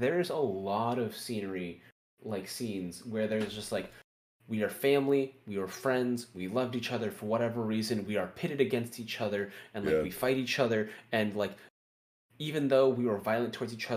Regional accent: the Bible Belt, United States; I came from the Bible Belt and I was raised in a pretty religious environment

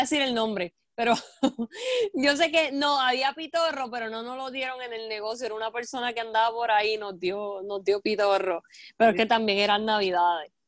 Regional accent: Toa Baja, Puerto Rico; Yo soy de Tuabaja

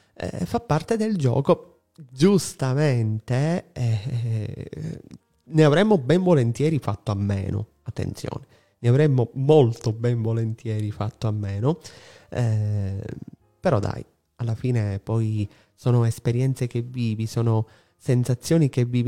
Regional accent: Palermo, Sicily, Italy; dalle mie parti, qua a Palermo

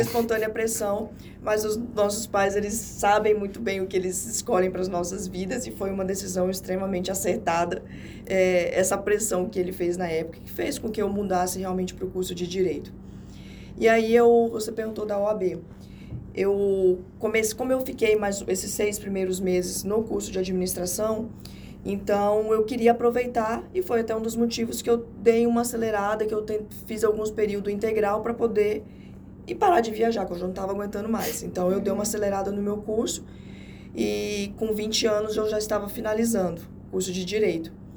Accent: Jaru, Rondônia, Brazil; now in Porto Velho, Brazil; eu sou do interior, né? Eu nasci em Jaru

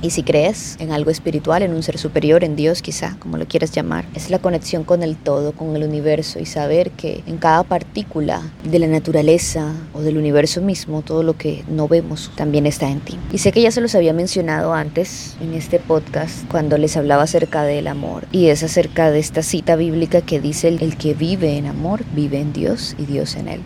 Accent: Barranquilla, Atlántico, Colombia; mi ciudad natal Barranquilla, que es donde resido

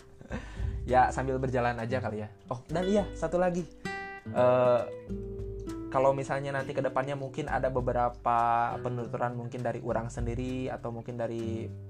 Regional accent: Sunda, Indonesia; saya ini orang Sunda

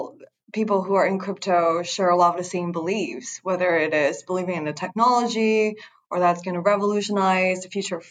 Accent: China; moved away as an adult; also born or lived in United States / New York; now in Hong Kong; I was born and raised in China, and then I went to the US for college

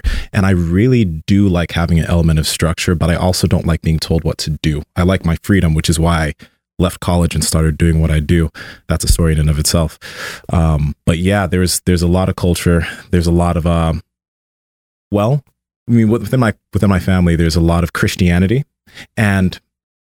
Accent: Sacramento, California, United States; I was born here in Sacramento, but my family's from Nigeria.

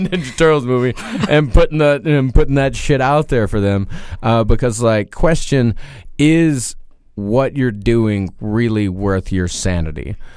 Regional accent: Rochester, Texas, United States; now in New York City, United States; I can't go to my hometown, uh, because Craigslist don't exist for Rochester, Texas

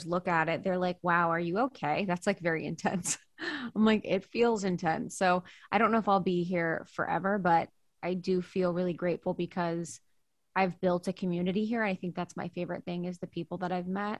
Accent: Ohio, United States; also born or lived in New York; now in Los Angeles, United States; living where I grew up in Ohio

